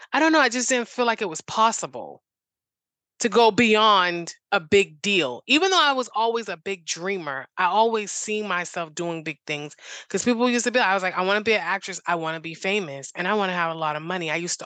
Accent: Boston, Massachusetts, United States; In Boston.

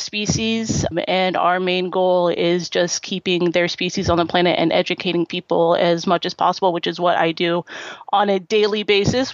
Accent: Napa, California, United States; moved away as an adult; now in Vallejo, United States; I am originally from Napa, California. I now live two towns over in Vallejo

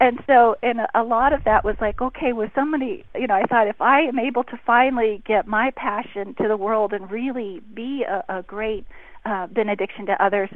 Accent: Beverly Hills, California, United States; I grew up in Beverly Hills

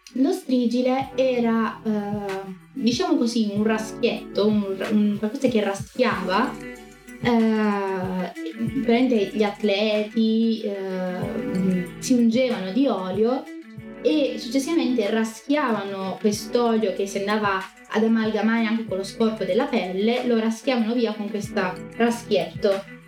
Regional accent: Rome, Lazio, Italy; sono romana

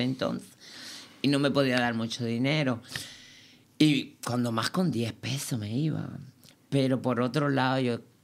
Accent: Cuba; moved away as an adult; now in Berlin, Germany; pude salir de allí, de Cuba, porque vengo de una familia muy, muy pobre

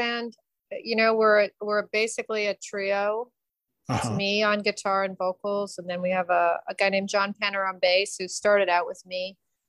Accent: Canada; moved away as an adult; now in Austin, United States; I am a Canadian

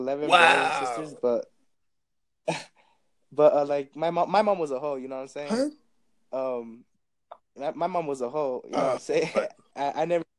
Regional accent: New Mexico, United States; I'm from New Mexico.

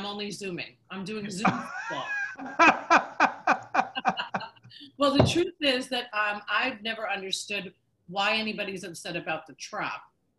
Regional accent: Long Island, New York, United States; So I'm, you know, Long Island

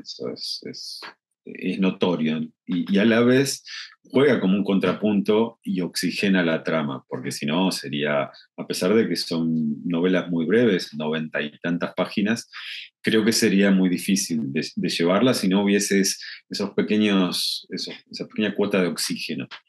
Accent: Argentina; tenemos una frase en Argentina que es piantavotos

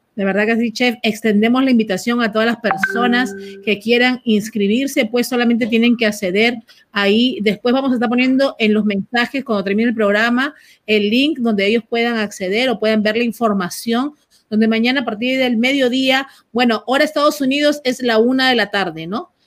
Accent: Peru; moved away

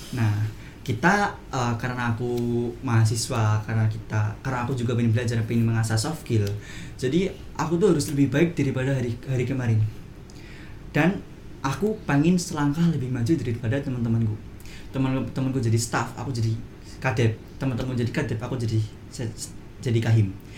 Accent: Purwokerto, Central Java, Indonesia; saya dari Prokerto

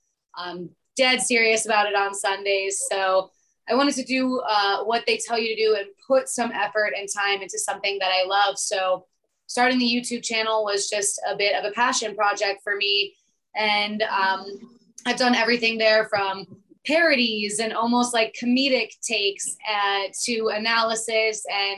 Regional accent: Denver, Colorado, United States; also born or lived in Detroit, Michigan (parents' origin); now in Orlando, United States; So I actually was not born in Detroit. I was born in Denver, Colorado, but my mom was pregnant with me when they left Detroit. My parents were both born and raised there.

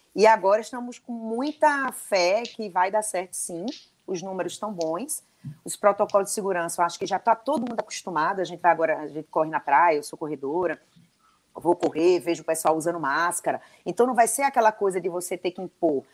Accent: Recife, Pernambuco, Brazil; now in João Pessoa, Brazil; eu sou recifense

